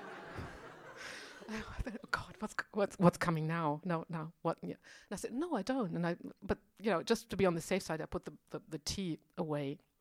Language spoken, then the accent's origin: English; Germany; now in Berlin, Germany; I'm from West Germany